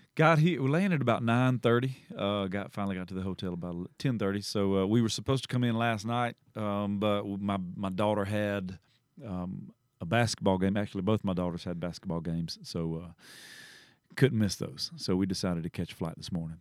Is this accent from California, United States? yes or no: no; Southeast Georgia, United States; I grew up in Southeast Georgia, and my, h, my high school was the Bulldogs.